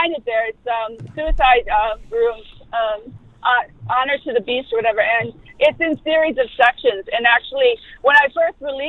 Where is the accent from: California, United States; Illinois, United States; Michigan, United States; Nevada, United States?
Michigan, United States; Detroit; moved away as an adult; I grew up in Detroit. We were, like, really poor.